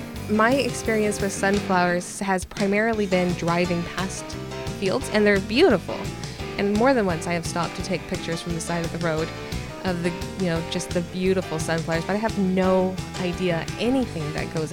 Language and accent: English; California, United States; moved away as an adult; also born or lived in North Dakota; I'm from California also. And then I fell in love with a guy from North Dakota and he convinced me to come out here and here we are.